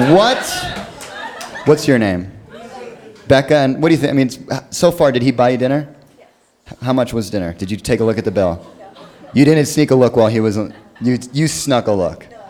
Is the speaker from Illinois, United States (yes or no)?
no; Seattle, Washington, United States; now in Los Angeles, United States; I live in Los Angeles. I'm, I'm originally from Seattle